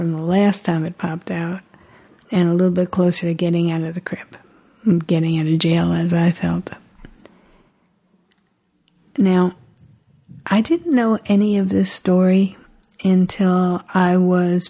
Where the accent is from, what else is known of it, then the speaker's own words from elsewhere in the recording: New York City, New York, United States; I remember the room that I was born in Manhattan General Hospital